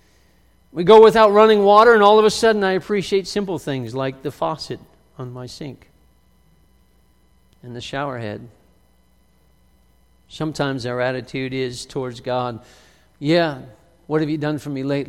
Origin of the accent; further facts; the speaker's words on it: West Virginia, United States; I was born in West Virginia